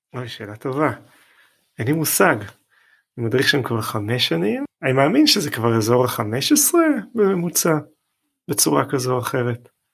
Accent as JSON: {"language": "Hebrew", "country": "Israel", "said": "אנחנו כישראלים"}